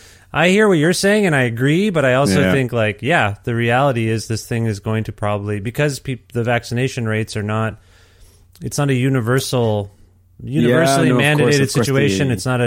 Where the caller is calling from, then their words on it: Alberta, Canada; I'm calling you from Alberta